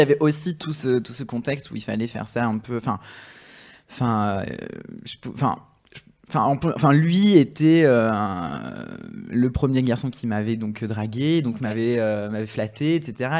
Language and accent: French; south of France, France; moi je viens du sud de la France